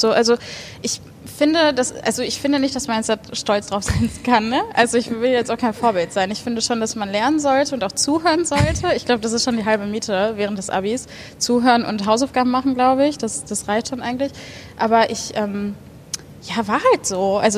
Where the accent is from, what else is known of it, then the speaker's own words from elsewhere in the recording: Bochum, North Rhine-Westphalia, Germany; also born or lived in Hattingen; Aber sonst in Bochum zur Schule gegangen, aufgewachsen.